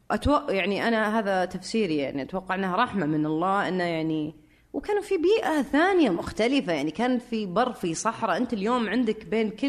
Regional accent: Syria; فانا سوري آه برجع لها

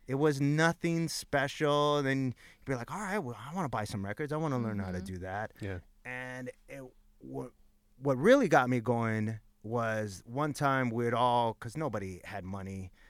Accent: Los Angeles, California, United States; At the time that I grew up in East LA, like in my high school alone, there was 50 DJs

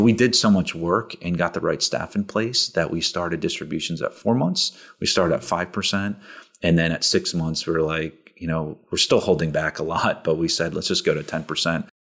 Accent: Princeton, New Jersey, United States; moved away; I grew up in New Jersey outside of Princeton

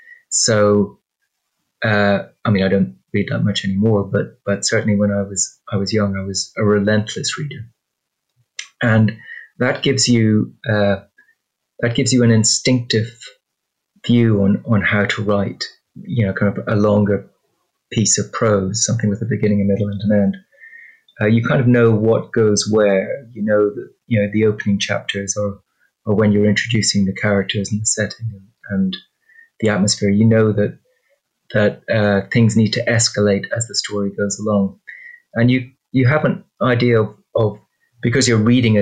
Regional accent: Ireland; I'm Irish

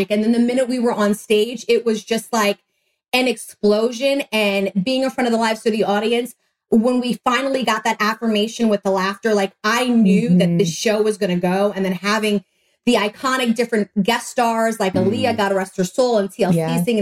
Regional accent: New York City, New York, United States; moved away; also born or lived in Orlando, Florida; the only person out of Manhattan, New York, because I'm from New York.

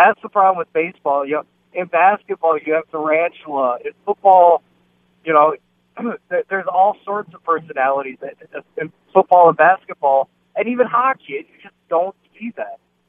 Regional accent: Minnesota, United States; I'm from Minnesota.

